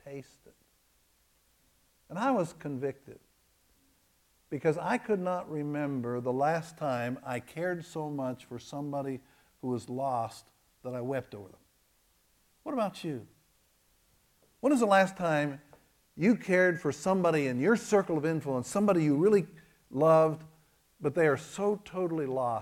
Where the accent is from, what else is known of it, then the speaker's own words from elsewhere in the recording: Kentucky, United States; I am from Kentucky